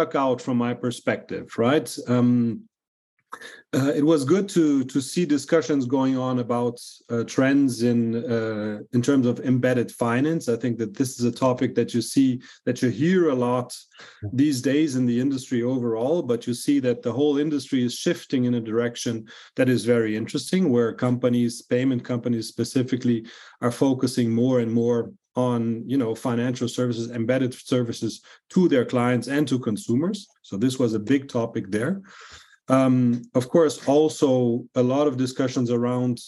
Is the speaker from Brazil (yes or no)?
yes; Brazil; I was born and raised in Brazil, but I have European roots